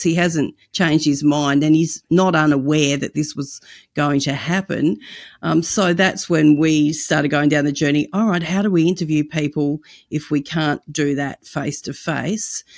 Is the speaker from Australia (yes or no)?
yes; Australia; also born or lived in United States; In Australia, our culture is quite the opposite